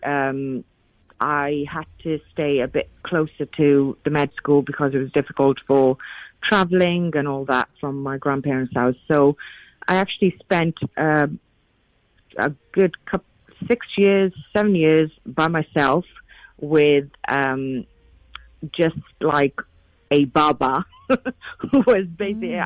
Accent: United Kingdom; being a British Asian female

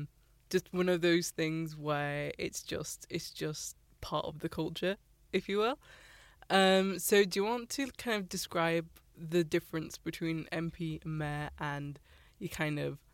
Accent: Bradford, Yorkshire and the Humber, United Kingdom; basically I'm from Bradford, right?

